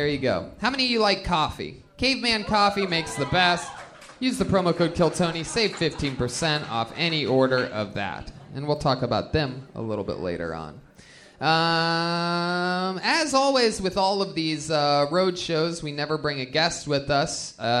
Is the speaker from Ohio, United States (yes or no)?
yes; Ohio, United States; I mean, no, I'm from Ohio, where they have great athletes.